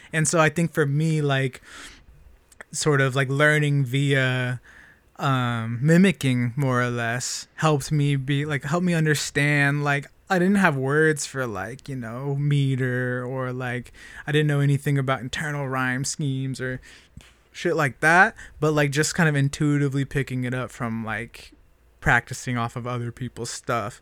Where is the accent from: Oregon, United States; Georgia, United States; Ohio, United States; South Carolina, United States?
Oregon, United States; Springfield; I grew up in Springfield, Oregon.